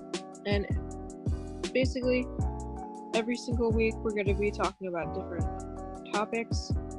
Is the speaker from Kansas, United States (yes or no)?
no; New Jersey, United States; And I am 20 years old and I'm from New Jersey.